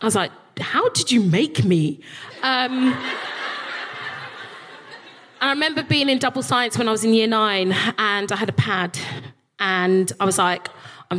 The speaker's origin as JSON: {"language": "English", "region": "London", "country": "United Kingdom", "also_born_or_lived": "Highgate, London", "said": "I'm a South East Londoner, I'm from Peckham"}